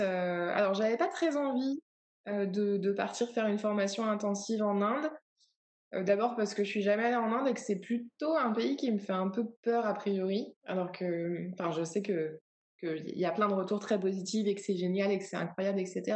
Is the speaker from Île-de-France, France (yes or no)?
yes; Paris region, near Melun, Île-de-France, France; moved away as an adult; J'ai grandi en région parisienne, donc euh, longtemps, quand on me demandait, on me dit alors, t'as grandi où Je dis ah bah, voilà, à côté de Melun